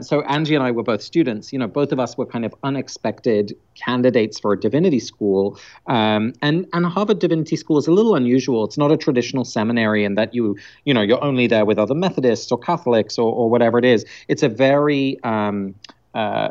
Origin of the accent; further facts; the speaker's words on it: London, United Kingdom; first language Dutch; I grew up in England, so I was born in London, but both my parents are Dutch, so I had grew up speaking Dutch at home in England